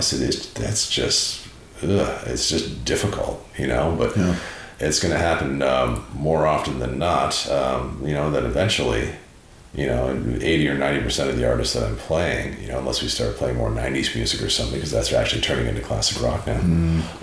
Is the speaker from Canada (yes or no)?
yes; Prince Edward Island, Canada; moved away; also born or lived in Montreal; growing up in Prince Edward Island in Canada, you know, in the Maritimes and, you know, living in Montreal